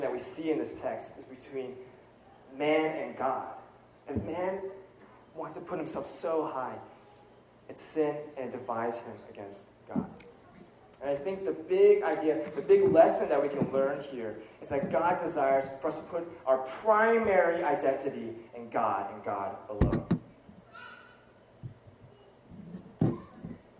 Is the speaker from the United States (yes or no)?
yes; United States; as American myself